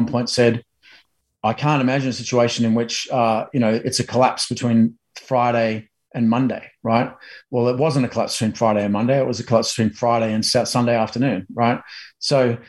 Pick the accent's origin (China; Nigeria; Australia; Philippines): Australia; now in United States; as a Aussie in America